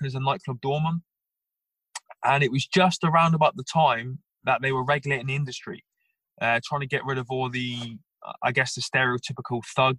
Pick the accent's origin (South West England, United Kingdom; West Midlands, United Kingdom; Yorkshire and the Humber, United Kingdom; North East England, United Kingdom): South West England, United Kingdom; Plymouth; I was born and bred in Plymouth